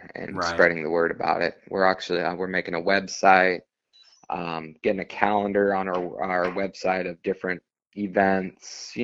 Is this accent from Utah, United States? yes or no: no; Las Vegas, Nevada, United States; now in San Diego, United States; I was born and raised in Las Vegas